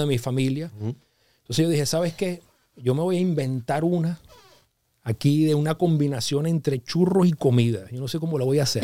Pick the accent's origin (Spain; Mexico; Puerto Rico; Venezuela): Venezuela; moved away as an adult; now in Los Angeles, United States; yo me quería regresar ya a Venezuela porque ya tenía unos años fuera de Venezuela